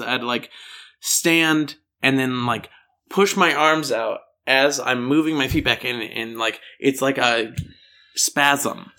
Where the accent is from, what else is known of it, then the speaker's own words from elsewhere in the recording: Denver, Colorado, United States; accent: American; I'm from Denver, Colorado